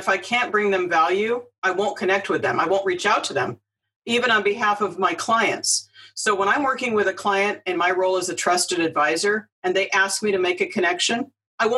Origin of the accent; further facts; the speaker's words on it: Cupertino, California, United States; I grew up here in Cupertino in the heart of Silicon Valley where Apple is headquartered